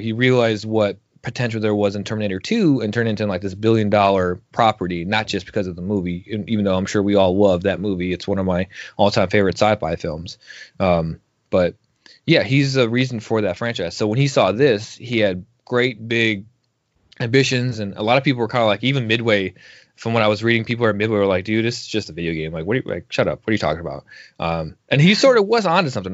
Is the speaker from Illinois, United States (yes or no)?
yes; outside of Chicago, Illinois, United States; I grew up right outside outside of Chicago